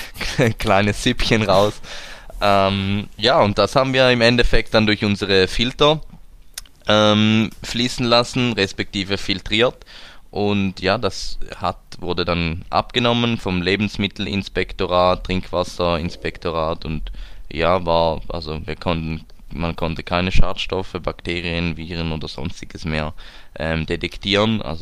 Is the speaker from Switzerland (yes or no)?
yes; Switzerland; Eishockey, da sind wir Schweizer ja ziemlich äh, prädestiniert dafür